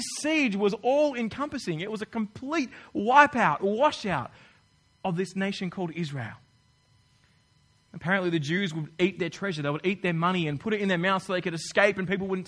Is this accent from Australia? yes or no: yes; Australia; moved away as an adult; now in New Zealand; I'm from Australia